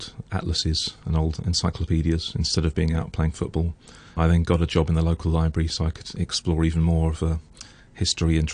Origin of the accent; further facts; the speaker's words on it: United Kingdom; also born or lived in London; I was born in London, but moved to a small town on the edge of London when I was about seven